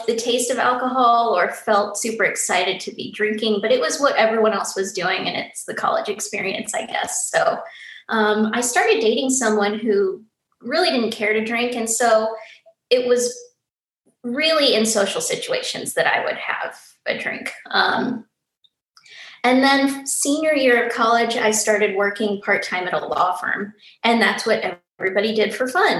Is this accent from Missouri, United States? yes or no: yes; St. Louis, Missouri, United States; moved away as an adult; also born or lived in Kansas City; now in Nashville, United States; I'm from St. Louis, went to school in Kansas City